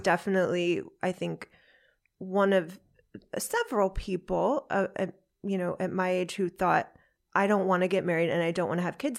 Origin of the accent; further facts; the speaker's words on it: United States; I'm American